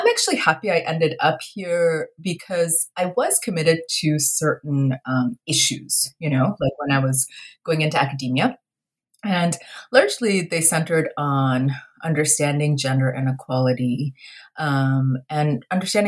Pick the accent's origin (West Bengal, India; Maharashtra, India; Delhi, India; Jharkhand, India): West Bengal, India; Kolkata; now in United States; I was born in India, in Kolkata, you know, to, like, a lower middle class family.